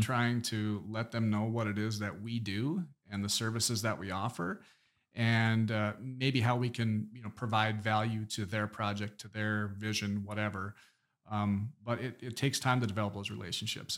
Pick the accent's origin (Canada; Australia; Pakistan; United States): United States; Minot, North Dakota; neighborhoods in Minot, my hometown